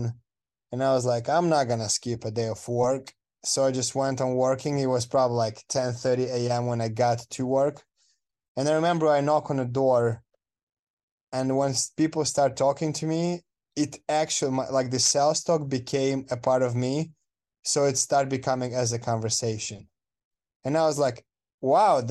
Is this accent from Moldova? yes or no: yes; Moldova; English is a second language; moved away as an adult; now in United States; I am coming from Moldova, which is a country in Eastern Europe between Romania and Ukraine